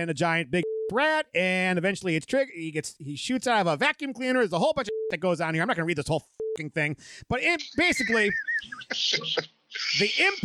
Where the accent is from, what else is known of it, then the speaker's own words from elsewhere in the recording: Michigan, United States; we're from Michigan